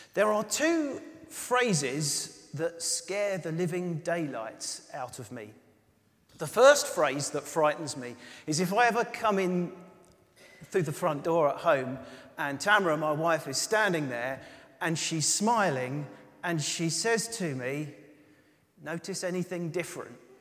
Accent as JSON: {"language": "English", "country": "United Kingdom", "said": "we're British"}